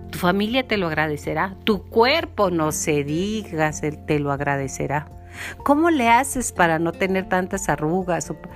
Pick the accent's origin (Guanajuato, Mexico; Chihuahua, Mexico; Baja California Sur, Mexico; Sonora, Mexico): Chihuahua, Mexico; accent: norteño; nosotros ya hablamos como tipo norteño, mi linda. Bueno, así hablamos en Chihuahua